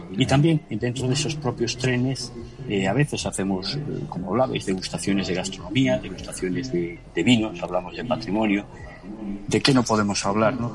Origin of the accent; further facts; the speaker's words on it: Galicia, Spain; soy un gallego por genética, pero soy un gallego sobre todo por elección sentimental